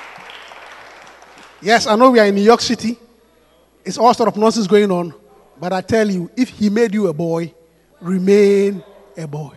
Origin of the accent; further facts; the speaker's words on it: Ghana; I am Ghanaian